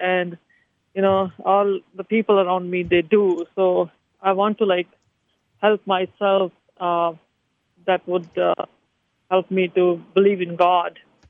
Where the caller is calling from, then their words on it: San Jose, California, United States; I'm calling from San Jose, California.